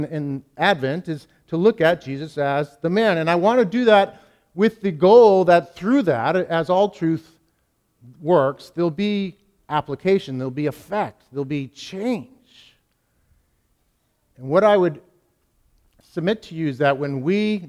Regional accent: New England, United States; I'm from New England

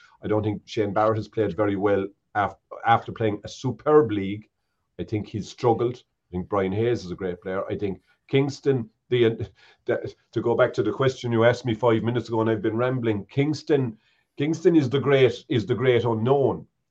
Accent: North Cork, Munster, Ireland; I'm from North Cork

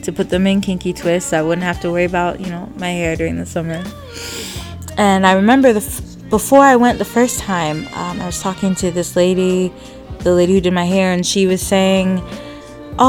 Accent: Michigan, United States; I am from Michigan, born and raised

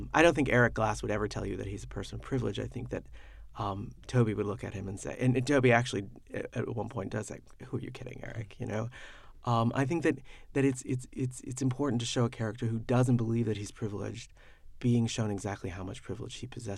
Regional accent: the panhandle of Florida, United States; moved away; I was raised in Florida

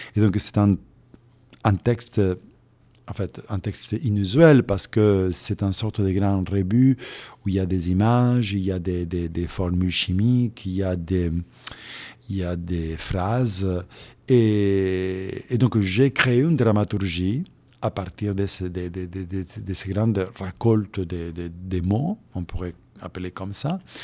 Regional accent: Santa Fe, Argentina; moved away as an adult; also born or lived in Europe; je suis né en Argentine il y a pas mal d'années.

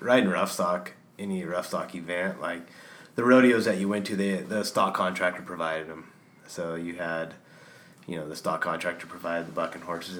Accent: Ridgecrest, California, United States; It's on the eastern side of the Sierras, a little town called Ridgecrest.

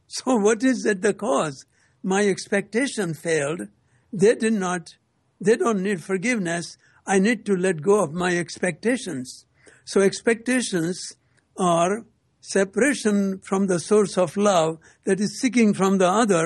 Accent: India; moved away as an adult; now in United States; came from India in 1960

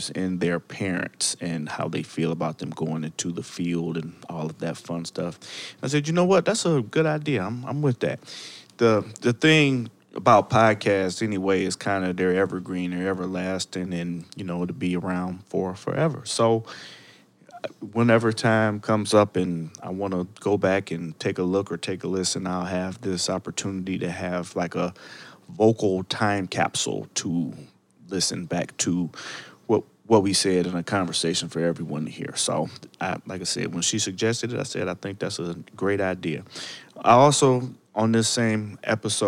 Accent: Cleveland, Ohio, United States; now in Chicago, United States; I now currently live in the great city of Chicago, but originally I was from Cleveland

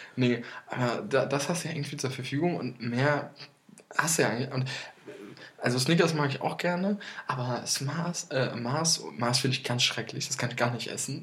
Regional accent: Limburg an der Lahn, Hesse, Germany; in Limburg, in meiner, mhm. in meiner Heimat

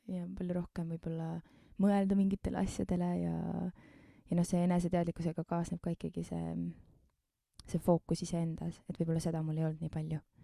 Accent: Keila, Harju County, Estonia; ma sündisin Keilas

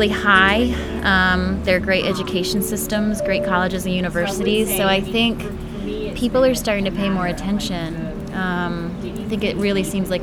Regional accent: Fairplay, Georgia, United States; also born or lived in Atlanta, Georgia; I'm actually from Douglasville. I grew up in a place called Fairplay. I'm from Douglas County.

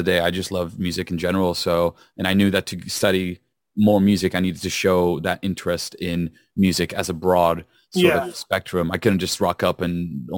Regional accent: Rome, Lazio, Italy; moved away as an adult; now in Liverpool, United Kingdom; I'm from Rome initially

